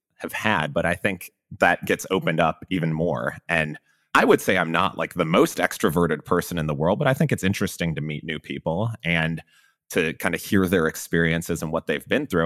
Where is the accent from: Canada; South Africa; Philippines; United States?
United States; Chicago, Illinois; now in Austin, United States; I grew up in Chicago, so I was a big Bulls fan